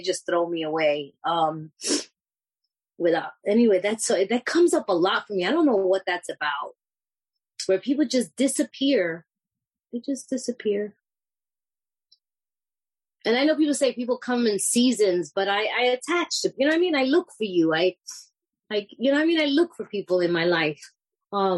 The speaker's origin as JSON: {"language": "English", "town": "New York City", "region": "New York", "country": "United States", "said": "I'm this Puerto Rican, you know, I'm from New York City"}